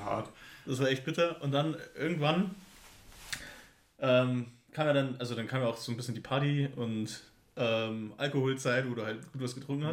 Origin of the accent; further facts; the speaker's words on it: Pfaffenhofen, Bavaria, Germany; ich komm aus Pfaffenhofen